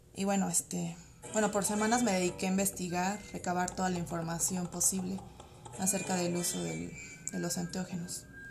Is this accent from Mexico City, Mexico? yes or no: yes; Mexico City, Mexico; Soy psicóloga y soy de la Ciudad de México